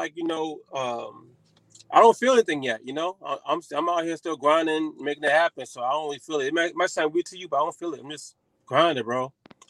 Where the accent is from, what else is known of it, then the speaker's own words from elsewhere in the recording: New York City, New York, United States; moved away as an adult; now in New Jersey, United States; I'm born and raised in Harlem, New York. I represent Harlem, New York. Now I live in Jersey now, but I'm in Harlem right now. I'm in Harlem every day.